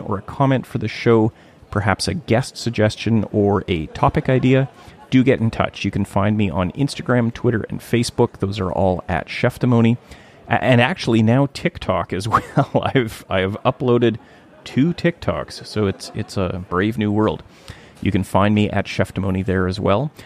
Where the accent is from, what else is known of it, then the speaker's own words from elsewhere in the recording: Thunder Bay, Ontario, Canada; moved away; my hometown of Thunder Bay